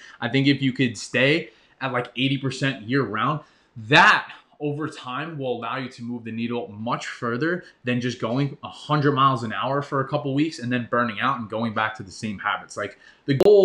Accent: New York, United States; I grew up in New York

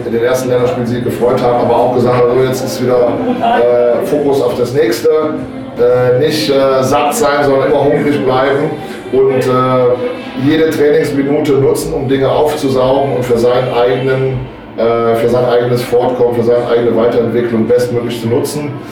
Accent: Cologne, North Rhine-Westphalia, Germany; accent: Kölsch; now in Bochum, Germany; vielleicht haben es die Zuhörer äh, von der Teutonia an meinem Akzent äh, so ein bisschen erkannt. Ich bin nicht gebürtiger äh, Bochumer, sondern ich bin eine Kölsche Jung.

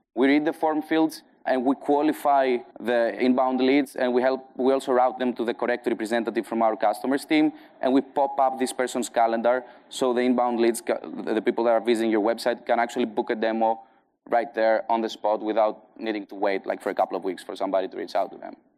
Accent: Greece; accent: Greek; English is a second language; also born or lived in Athens, Greece; my Greek accent. I now have a strong Greek accent

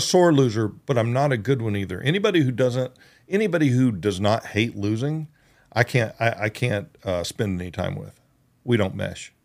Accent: United States; moved away; also born or lived in Georgia / Oklahoma; I grew up in Georgia and Oklahoma.

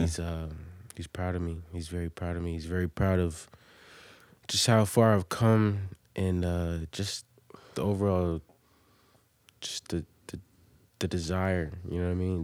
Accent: Norfolk, Virginia, United States; also born or lived in Delaware; I'm from Virginia, man. I'm from Norfolk. I was born in Norfolk

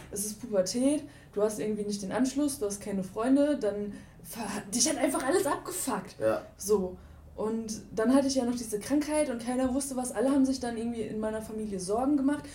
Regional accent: Ruhr area, North Rhine-Westphalia, Germany; now in Cologne, Germany; ich bin im, im Ruhrgebiet groß geworden

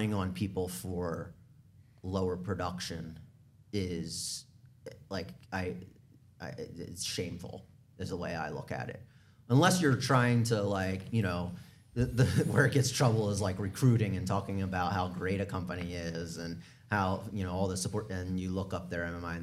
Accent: Southern New Jersey, United States; Remember, I'm a Jersey boy. Yes, I am an Eagles fan. I'm from Southern New Jersey

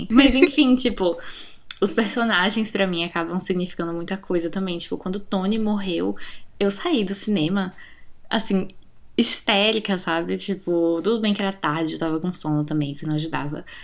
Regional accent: Brazil

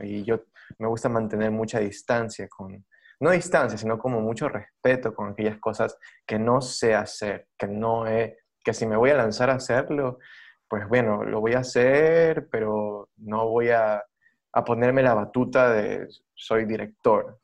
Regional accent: Guayaquil, Guayas, Ecuador; moved away; ya no vivo en Guayaquil. pero soy guayaquileño

